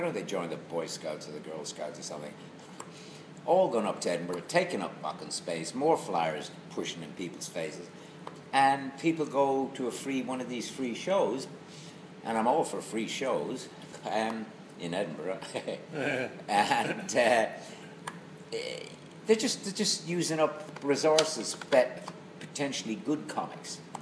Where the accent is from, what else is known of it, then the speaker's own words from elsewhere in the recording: Clifden, Connacht, Ireland; also born or lived in Salthill, Galway; now in United Kingdom; I was born in Saltill, and then we moved to the wild west of Clifton in Connemara